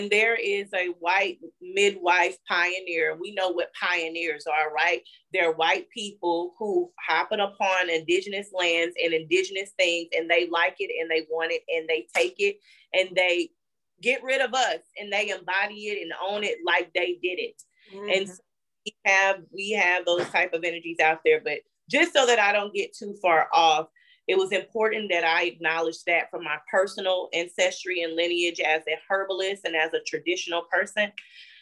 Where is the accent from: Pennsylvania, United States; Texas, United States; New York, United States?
Texas, United States; Gatesville; also born or lived in Ferguson, Missouri; I'm from Texas, a little rural town called Gatesville